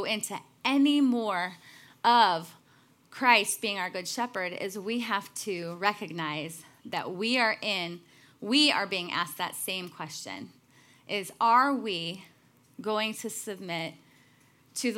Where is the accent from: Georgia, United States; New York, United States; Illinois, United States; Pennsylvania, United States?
Illinois, United States; Chicago; I'm from Chicago